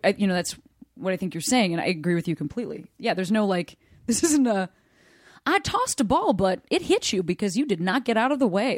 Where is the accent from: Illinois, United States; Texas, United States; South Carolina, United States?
Illinois, United States; Chicago; moved away as an adult; I moved back to my hometown Chicago